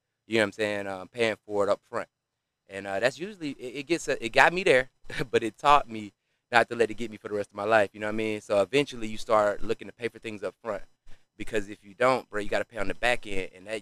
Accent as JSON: {"language": "English", "town": "College Park", "region": "Georgia", "country": "United States", "said": "We're in Georgia, in Atlanta. I'm from College Park"}